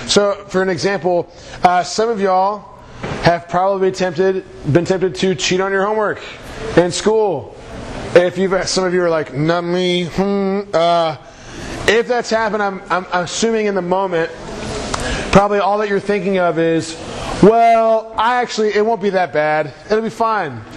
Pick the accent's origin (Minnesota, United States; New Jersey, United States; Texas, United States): Texas, United States; Houston; I'm from Houston